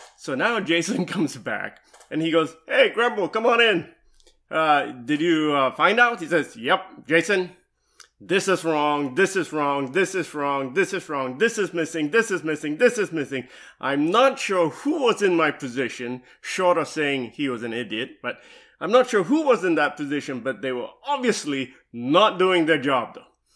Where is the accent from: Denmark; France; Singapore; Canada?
Singapore; also born or lived in Dallas, Texas / Louisville, Kentucky / Seattle, Washington; now in Nashville, United States; I'm originally from Singapore, though, right? And I came to the U S, uh, in nineteen ninety-eight.